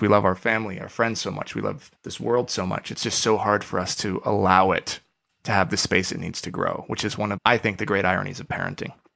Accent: Oregon, United States; I grew up in Oregon

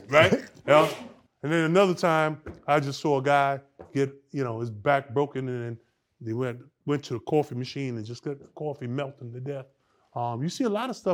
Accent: New York City, New York, United States; I'm from the Lower East Side

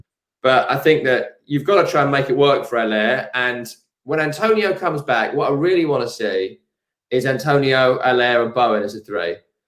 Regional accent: Rainham, London, United Kingdom; Well, I'm from Raynham, Hornchurch. I live in Romford now, so I am the Hornchurch.

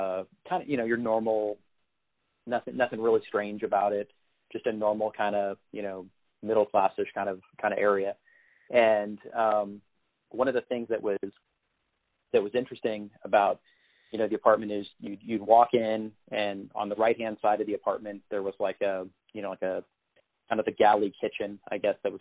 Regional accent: San Antonio, Texas, United States; also born or lived in Austin, Texas; I grew up in San Antonio, Texas, which is a town that it's kind of famous for having some pretty interesting little haunted areas

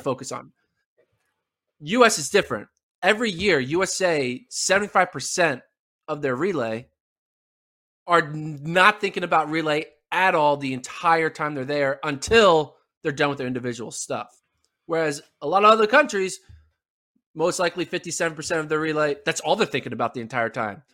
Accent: United States; as an American

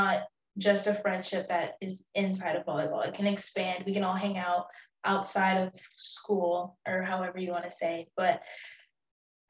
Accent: Houston, Texas, United States; I'm from Houston

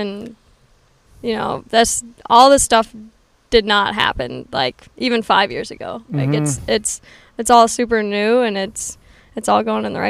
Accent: Stillwater, Minnesota, United States; Yep, Stillwater, Minnesota.

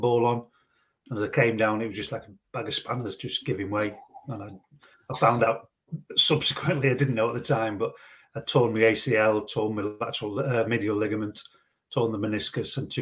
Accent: Stoke-on-Trent, West Midlands, United Kingdom; My home team is Port Vale, and that's me, sort of still my hometown team

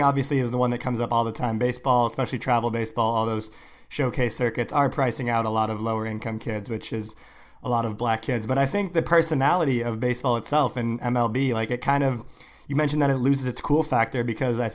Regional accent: Pacific Northwest, United States; a black kid growing up in the Pacific Northwest

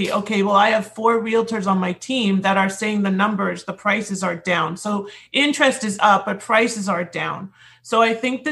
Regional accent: Toronto, Ontario, Canada; now in United States; in Toronto, my hometown

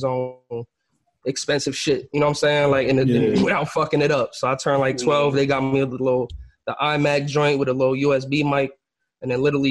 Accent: Bayonne, New Jersey, United States; also born or lived in Bronx, New York; for the most part of my life, like I grew up over here, Bayonne, Jersey City area.

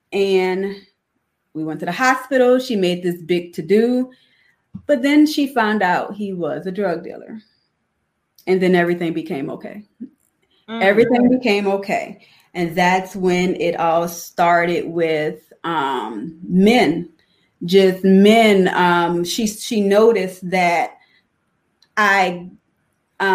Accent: New Orleans, Louisiana, United States; now in Chicago, United States; I'm from New Orleans and both of my parents were drug addicted

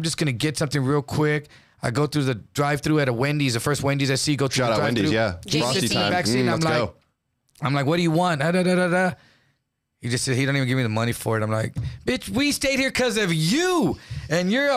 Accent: San Antonio, Texas, United States; from San Antonio.

